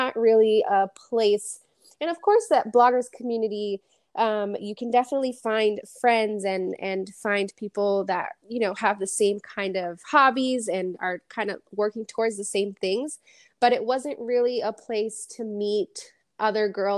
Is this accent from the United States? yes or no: yes; Framingham, Massachusetts, United States; I was born and raised in Framingham, Massachusetts